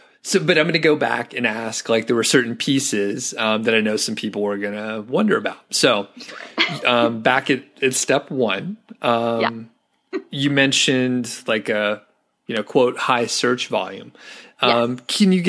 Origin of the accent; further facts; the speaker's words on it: United States; I'm an American